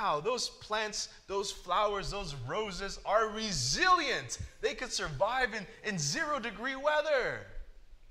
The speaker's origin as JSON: {"language": "English", "region": "California", "country": "United States", "tie": "born or raised there", "moved": "yes", "lives_now": "Michigan, United States", "said": "I grew up in California where the winters are awesome"}